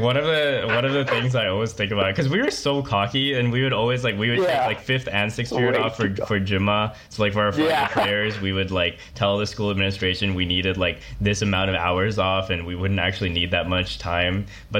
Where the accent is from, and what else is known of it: Bay Area, California, United States; born or raised there